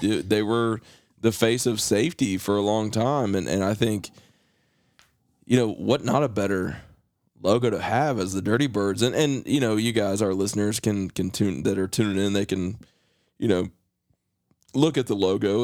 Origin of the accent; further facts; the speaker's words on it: West Virginia, United States; growing up in West Virginia, you know, you, you watched a lot of Braves baseball